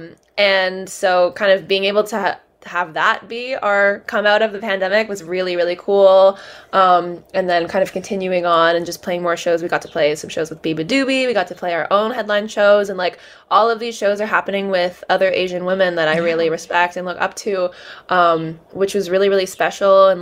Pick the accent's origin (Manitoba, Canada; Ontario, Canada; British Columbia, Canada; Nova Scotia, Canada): Ontario, Canada; Toronto; I'm from Canada, as you mentioned, Toronto